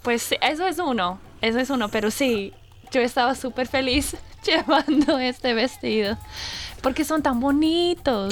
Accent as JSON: {"language": "Spanish", "town": "Brisbane", "region": "Queensland", "country": "Australia", "second_language": "Spanish", "said": "yo soy australiana, soy de aquí, eh, pero hablo el español"}